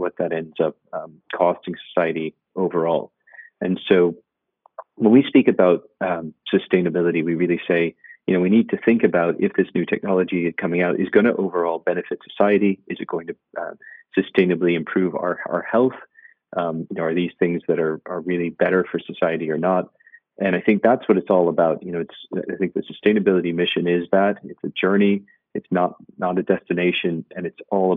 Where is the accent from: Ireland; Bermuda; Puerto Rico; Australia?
Ireland; being Irish